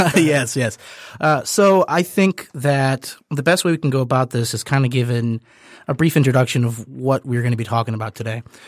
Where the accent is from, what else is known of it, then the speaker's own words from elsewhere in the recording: United States; as an American